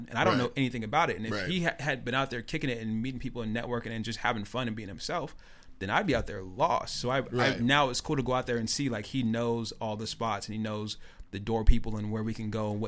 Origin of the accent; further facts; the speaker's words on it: Tacoma, Washington, United States; I'm from Tacoma.